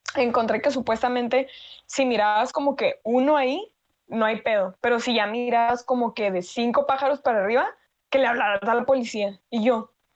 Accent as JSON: {"language": "Spanish", "country": "Mexico"}